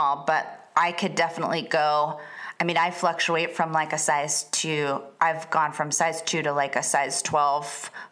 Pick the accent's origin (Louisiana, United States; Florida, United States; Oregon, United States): Florida, United States; moved away as an adult; also born or lived in Atlanta / San Diego / Los Angeles; I'm from Florida